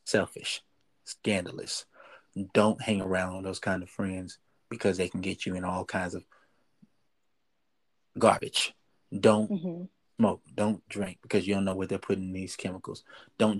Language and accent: English; Dallas, Texas, United States; I was born in Dallas, Texas, and raised in Dallas, Texas.